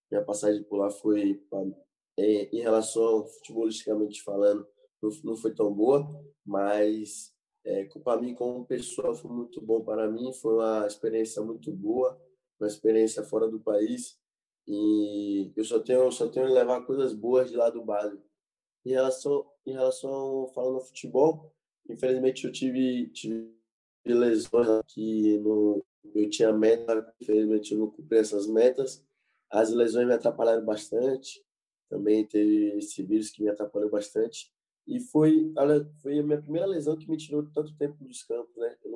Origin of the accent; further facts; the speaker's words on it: Salvador, Bahia, Brazil; Eu sou daqui de Salvador, então é muito calor e lá na Suíça é, é muito frio, é muito diferente, né?